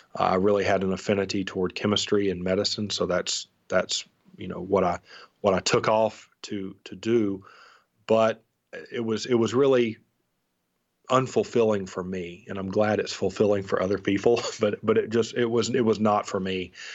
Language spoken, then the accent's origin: English; North Alabama, United States; also born or lived in Seward, Nebraska; I was from North Alabama